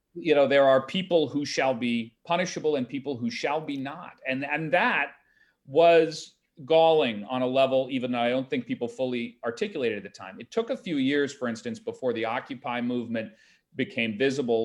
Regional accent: Greenwich, Connecticut, United States; my hometown of Greenwich

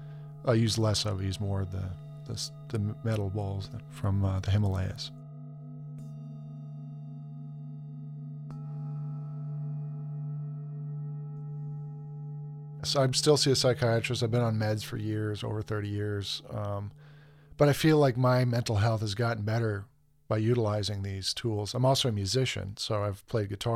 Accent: Boston, Massachusetts, United States; moved away as an adult; also born or lived in Washington, D.C.; now in Tucson, United States; I'm originally from Boston. I grew up there.

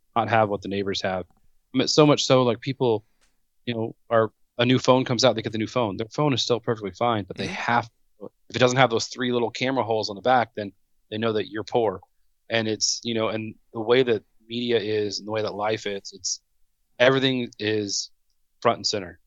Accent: Southern California, United States; born and raised in Southern California

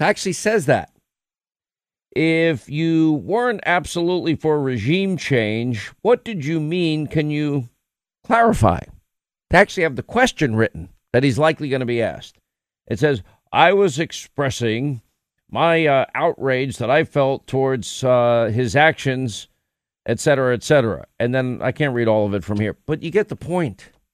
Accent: United States; as an American

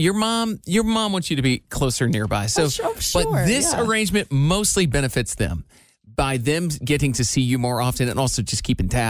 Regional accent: Iowa, United States; moved away; since I moved away from Iowa, my parents have been 6.5 hours away at all times.

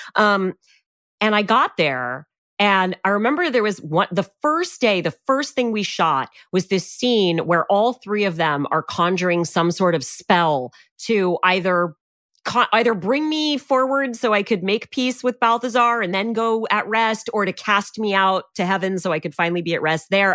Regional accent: Canada; I'm Canadian and I was in Canada already

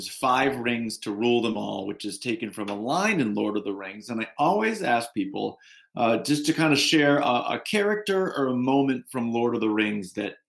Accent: New England, United States; I grew up in New England in a family of fishermen

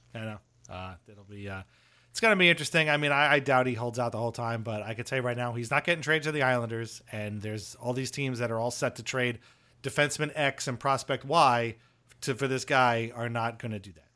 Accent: Seaford, New York, United States; where I grew up in Seaford

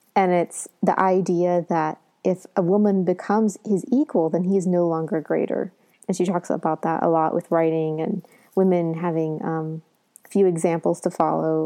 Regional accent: Southern Ohio, United States; I come, you know, from Southern Ohio, so I'm not a Northerner either

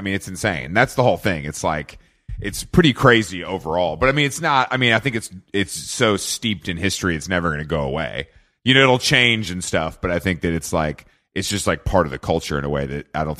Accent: the South, United States; And I grew up in the South. I'm familiar with this.

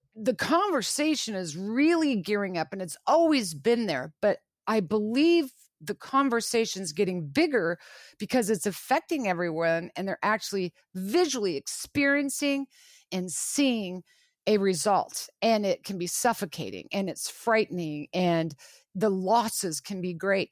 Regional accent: Lawrence, Kansas, United States; I was born and raised in Lawrence, Kansas

